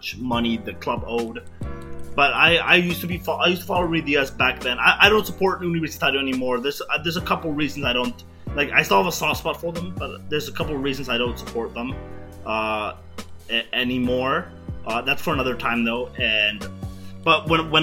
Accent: Lima, Peru; I was born in Lima, Peru.

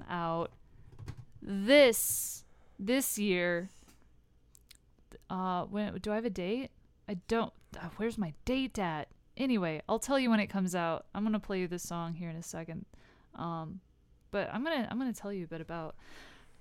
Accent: United States; I'm American

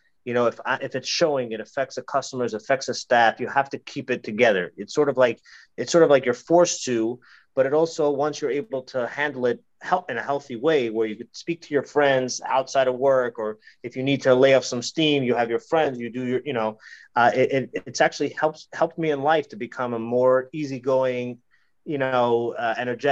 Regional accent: New York, United States; moved away; I used to live in New York. I'm originally from New York.

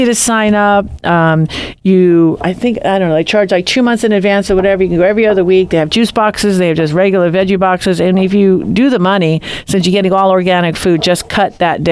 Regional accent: New York, United States; now in Santa Barbara, United States; I am a New Yorker, mm-hmm. born and raised

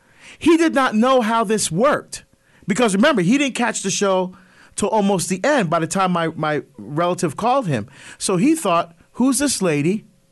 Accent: Barbados; Now, it started to air internationally, including my home country of Barbados.

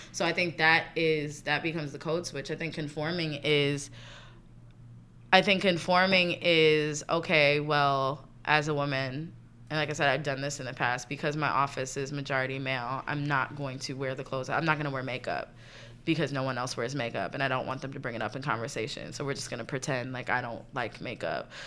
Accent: right outside of Philadelphia, Pennsylvania, United States; born or raised there; also born or lived in New York City; now in New York, United States

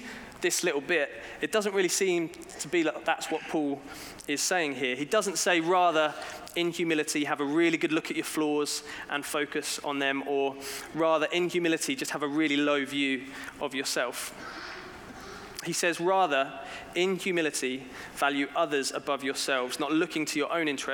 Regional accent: England, United Kingdom; as a British person, when I go abroad, I do sometimes wonder, why do I still live in England

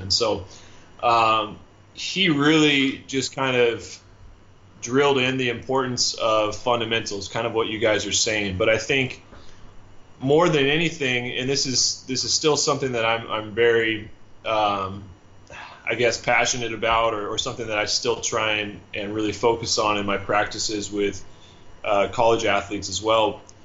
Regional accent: Seattle, Washington, United States; moved away as an adult; also born or lived in Southern California / Budapest, Hungary; I'm from the Northwest, so I got my start, you know, playing out in Seattle

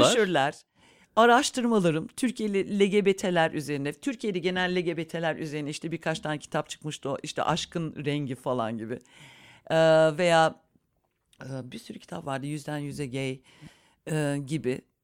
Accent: Berlin, Germany

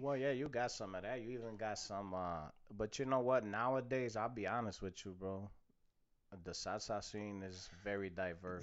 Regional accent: Chicago, Illinois, United States; born and raised in Chicago

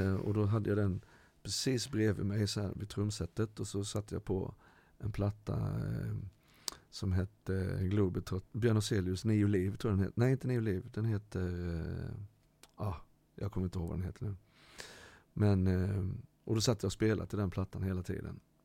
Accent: Halmstad, Halland County, Sweden; also born or lived in Ecuador; jag har vuxit upp med min mamma i Halmstad

